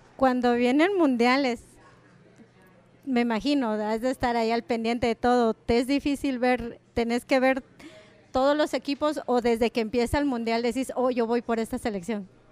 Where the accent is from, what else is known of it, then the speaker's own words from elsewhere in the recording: Guatemala; moved away; del país que nos dio nacer